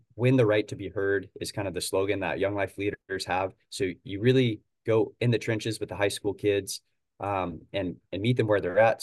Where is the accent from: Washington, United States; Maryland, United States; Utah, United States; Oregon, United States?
Oregon, United States; Portland is, uh, two hours north of where I'm from